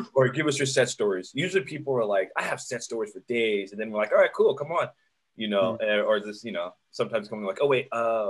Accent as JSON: {"language": "English", "region": "Arizona", "country": "United States", "tie": "born or raised there", "moved": "as an adult", "lives_now": "Los Angeles, United States", "said": "I grew up in the desert and in Arizona"}